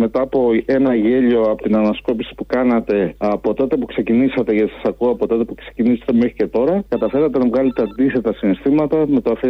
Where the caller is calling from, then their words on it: Dublin, Leinster, Ireland; Είμαι σε πέρα από το Δουβλίνο. Δύο.